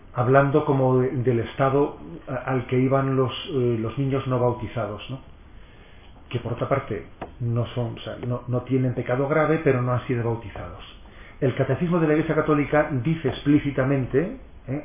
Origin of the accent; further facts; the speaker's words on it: San Sebastián, Basque Country, Spain; soy hijo de San Sebastián y, no de, Madrid